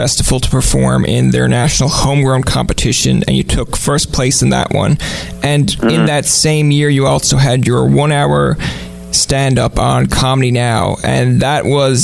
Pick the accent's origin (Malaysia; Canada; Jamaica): Canada; Newfoundland and Labrador; I'm from Newfoundland